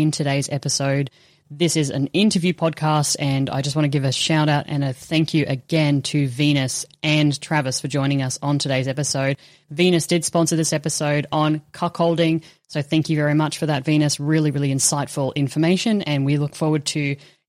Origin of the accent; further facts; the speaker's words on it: Australia; as an Australian